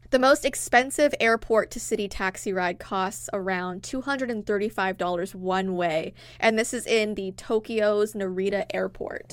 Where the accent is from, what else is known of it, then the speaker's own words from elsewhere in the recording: Toronto, Ontario, Canada; we're from Toronto